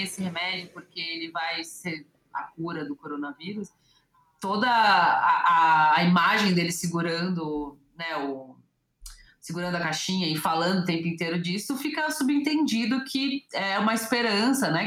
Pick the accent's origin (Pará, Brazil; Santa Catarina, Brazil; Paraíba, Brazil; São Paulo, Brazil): São Paulo, Brazil; como eu sou de São Paulo